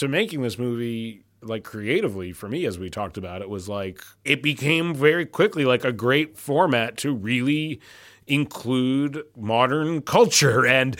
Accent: Canada; As a Canadian, I'm appalled I wasn't told of this.

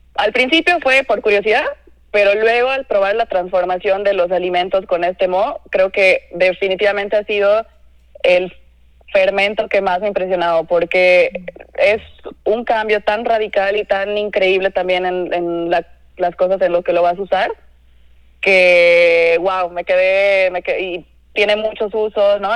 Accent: Cochabamba, Bolivia; moved away as an adult; also born or lived in Lima, Peru / Mexico City, Mexico / Monterrey, Mexico; now in Mexico; yo soy cocinera, soy de Cochabamba, Bolivia.

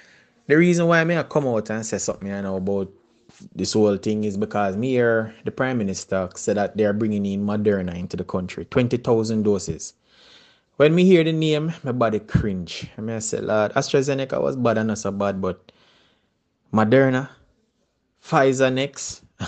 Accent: Jamaica; I'm very Jamaican, and as much as me possibly can make it understandable for all of you.

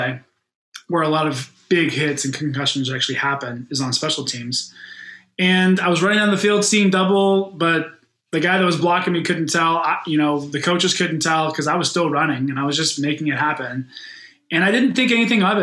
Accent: Pittsburgh, Pennsylvania, United States; moved away as an adult; also born or lived in Chicago; In Western Pennsylvania, in Pittsburgh, where I grew up, football is really king

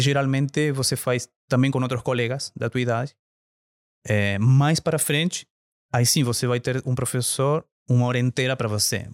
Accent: Argentina; Portuguese is a second language; moved away as an adult; now in Brazil; sou natural da Argentina, mas morando aqui no Brasil já há 15 anos

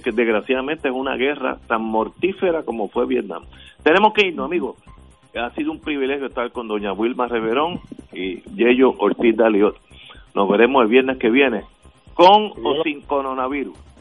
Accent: San Juan, Puerto Rico; yo, como soy sanjuanero, viejo sanjuanero

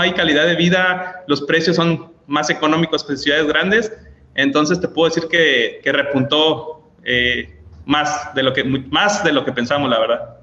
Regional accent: Guadalajara, Jalisco, Mexico; now in Colima, Mexico; yo soy de Guadalajara

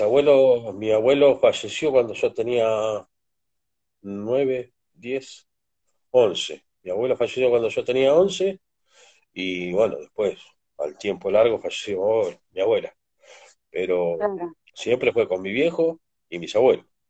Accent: San Martín, Tres de Febrero, Buenos Aires Province, Argentina; born or raised there; also born or lived in Potrero de Garay, Córdoba, Argentina

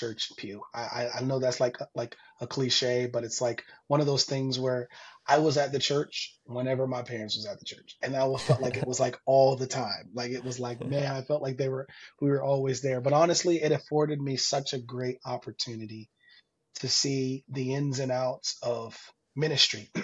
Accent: Florida, United States; also born or lived in Jacksonville, Florida / Tampa, Florida; Born and raised in Florida

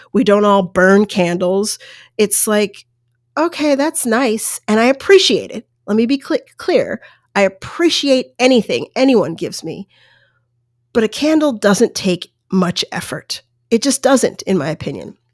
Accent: Colorado, United States; also born or lived in New York State; I lived in New York State, and there were family members around and more sort of distant family members. But then I grew up in Colorado, and there was pretty much no one

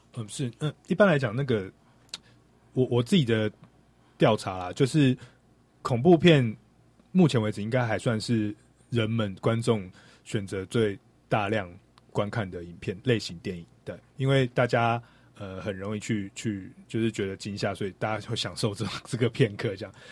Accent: Taiwan; 我们台湾人对于中国的乡下，其实并没有非常的认识

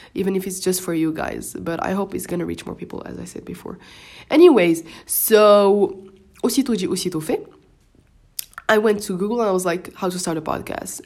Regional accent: Morocco; first language Moroccan Arabic (Darija) and French; English is a second language; I'm Moroccan and we just speak Darija and French, which are my first languages. So English is my third language.

